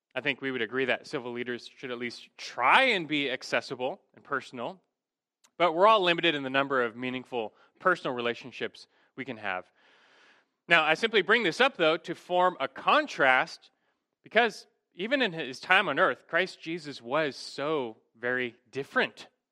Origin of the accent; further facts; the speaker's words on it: Los Angeles, California, United States; Growing up in Los Angeles